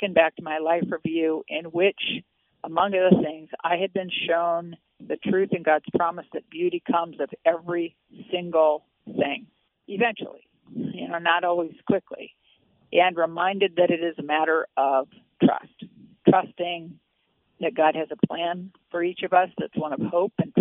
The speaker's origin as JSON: {"language": "English", "region": "Midwest", "country": "United States", "tie": "born or raised there", "said": "I grew up in the Midwest in the 1950s"}